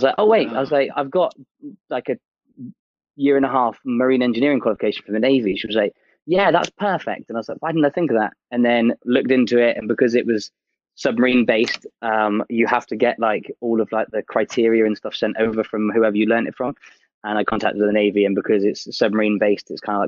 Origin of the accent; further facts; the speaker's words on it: Torquay, South West England, United Kingdom; moved away as an adult; also born or lived in Portsmouth / Canada; now in London, United Kingdom; I was born in Torquay and then lived there until about 19